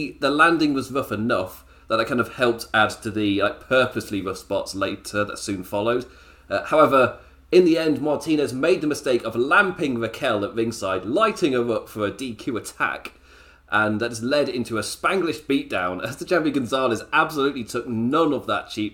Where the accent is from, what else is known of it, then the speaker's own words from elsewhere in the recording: the Midlands of England, United Kingdom; I'm from the Midlands of England.